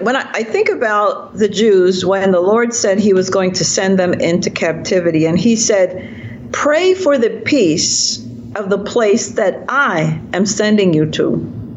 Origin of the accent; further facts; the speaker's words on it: Jamaica; now in United States; So I believe I'm sort of in exile here in America. Mm-hmm. You know, I'm a Jamaican in exile, and I'm now a product of America.